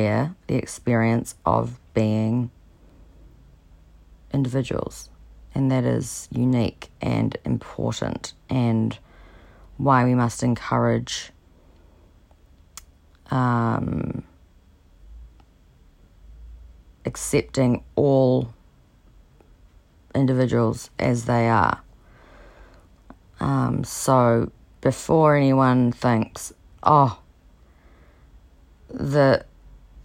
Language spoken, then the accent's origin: English; New Zealand; I'm from New Zealand